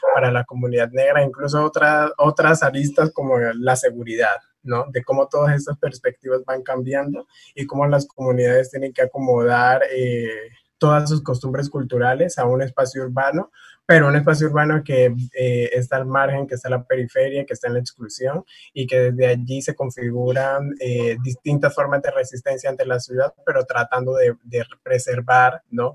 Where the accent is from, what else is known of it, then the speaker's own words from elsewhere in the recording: Tumaco, Nariño, Colombia; now in Cali, Colombia; yo vengo del municipio de Tumaco